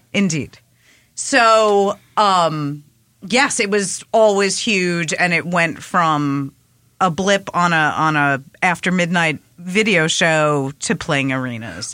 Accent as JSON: {"language": "English", "area": "Long Island", "region": "New York", "country": "United States", "tie": "born or raised there", "also_born_or_lived": "Queens", "said": "I moved from Queens to Long Island"}